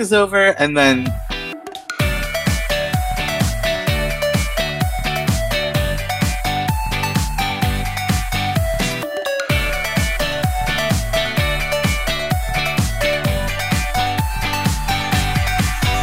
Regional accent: San Francisco, California, United States; I'm 25. I'm from San Francisco

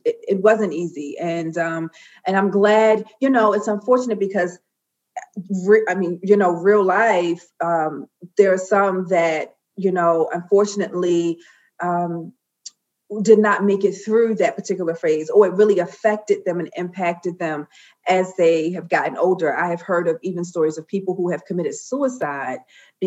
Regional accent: Baltimore, Maryland, United States; I'm from Baltimore, B-more.

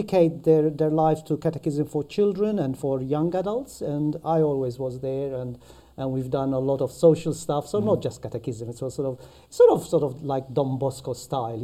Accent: Malta; accent: Maltese; moved away; So that's a Maltese accent. Okay. I'm from Malta. I'm born from Malta.

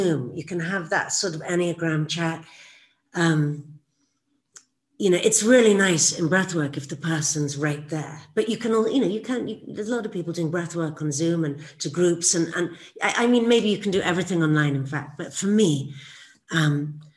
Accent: England, United Kingdom; when I was growing up in England

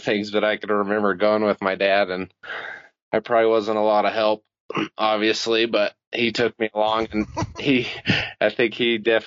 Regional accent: Colorado, United States; I'm a resident of Colorado. I was born and raised in Colorado.

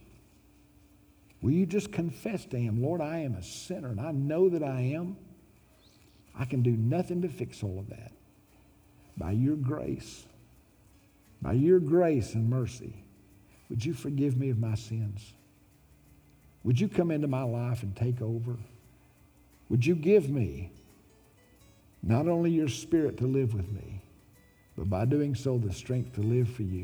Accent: Little Rock, Arkansas, United States; Growing up in Little Rock, Arkansas

